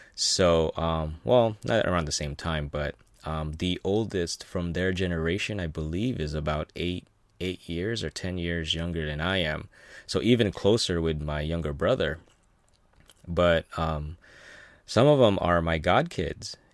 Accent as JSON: {"language": "English", "country": "Philippines", "tie": "born or raised there", "moved": "yes", "lives_now": "United States", "said": "I was born in the Philippines"}